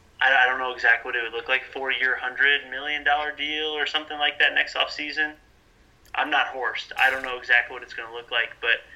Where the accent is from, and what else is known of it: Wisconsin, United States; born or raised there; now in Kansas, United States